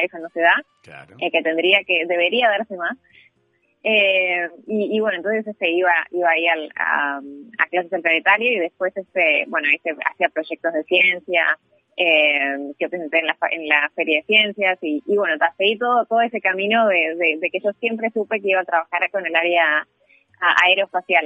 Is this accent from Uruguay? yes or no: yes; Uruguay; moved away as an adult; now in Singapore; yo cuando crecí acá en Uruguay